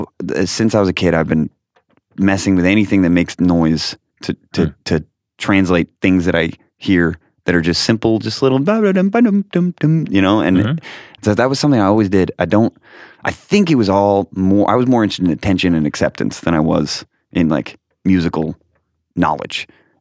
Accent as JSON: {"language": "English", "town": "Rochester", "region": "New York", "country": "United States", "tie": "born there", "said": "I was born in Rochester, New York."}